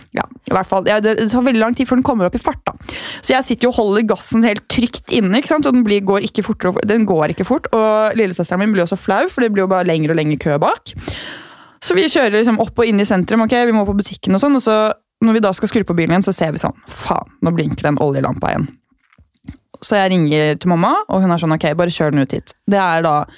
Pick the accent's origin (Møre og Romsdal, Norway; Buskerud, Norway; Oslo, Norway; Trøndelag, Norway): Buskerud, Norway; Gol; moved away; hjemme på Gol